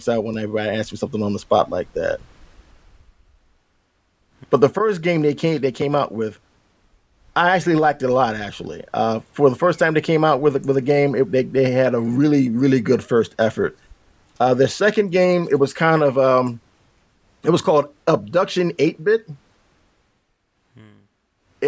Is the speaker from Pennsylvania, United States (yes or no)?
yes; Philadelphia, Pennsylvania, United States; now in Northeast Pennsylvania, United States; I'm about a good couple hours away from my hometown of Philly